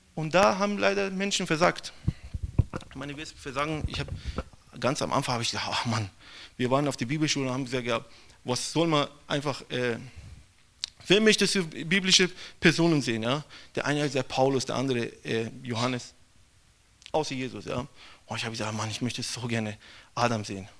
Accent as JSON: {"language": "German", "country": "Iran", "second_language": "German", "moved": "yes", "lives_now": "Brazil", "said": "ich komme aus dem Iran"}